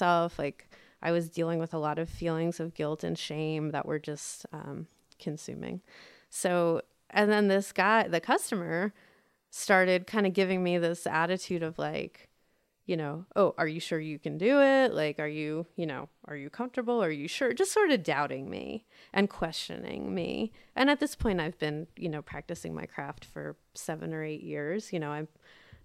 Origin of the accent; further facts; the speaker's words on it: United States; they had us outside of DC in the suburbs